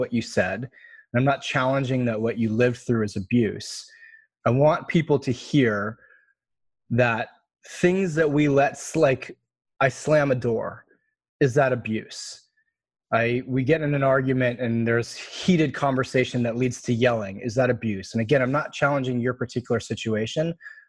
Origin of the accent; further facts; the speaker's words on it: East Coast, United States; I grew up on the East Coast where everything's logical and factual